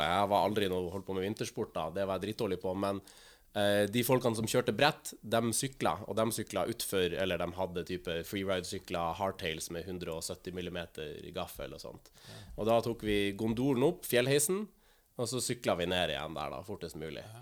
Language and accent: Norwegian; Tromsø, Troms, Norway; nå har vi jo begynt med at jeg er fra Tromsø.